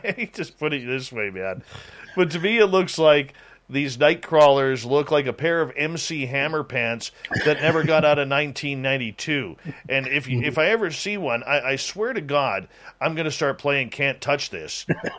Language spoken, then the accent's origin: English; Oklahoma, United States; I'm going Bigfooting next weekend where I grew up at in Northeast Oklahoma with some amateurs.